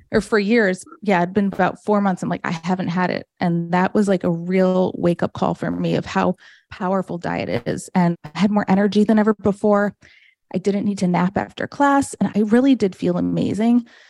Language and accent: English; Farmington, Michigan, United States; also born or lived in New Jersey; now in Florida, United States; I grew up in a town called Farmington, Michigan.